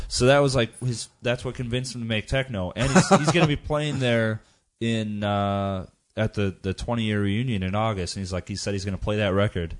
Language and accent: English; United States; I come from the American background